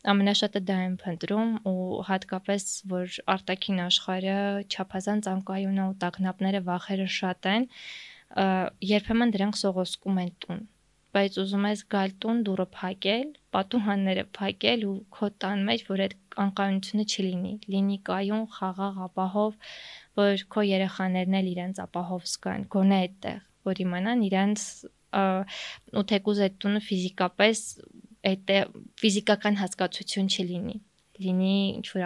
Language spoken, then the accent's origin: Armenian; Yerevan, Armenia; ես Երևանում եմ ծնվել մեծացել իմ Աբովյան փողոցը